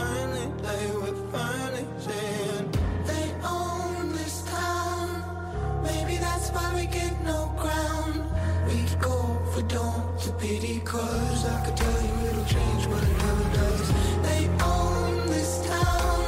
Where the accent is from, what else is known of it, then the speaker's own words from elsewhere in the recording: Washington, District of Columbia, United States; my hometown of Washington, D.C.